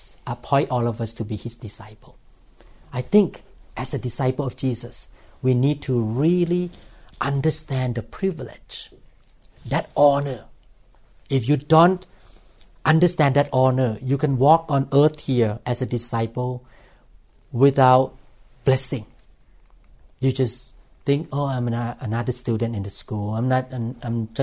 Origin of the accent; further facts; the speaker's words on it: Thailand; English is a second language; now in United States; I used to come into this country with my green card and Thai passport